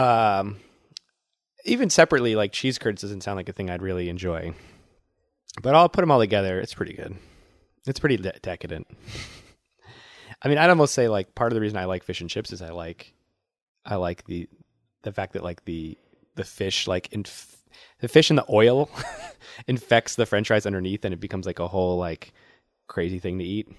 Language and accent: English; Worcester, Massachusetts, United States; my hometown of Worcester